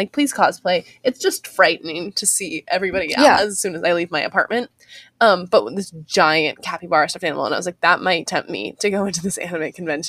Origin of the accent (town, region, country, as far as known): Puyallup area, Washington, United States; born or raised there; moved away